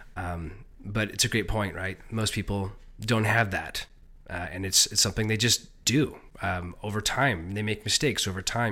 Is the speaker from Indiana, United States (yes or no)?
no; Silicon Valley, California, United States; I grew up in Silicon Valley